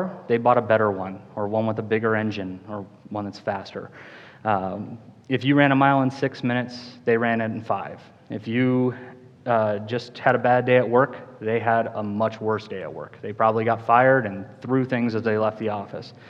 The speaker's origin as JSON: {"language": "English", "town": "Cheyenne", "region": "Wyoming", "country": "United States", "tie": "born or raised there", "said": "I grew up in Cheyenne, Wyoming, graduated from Central High School in 2005"}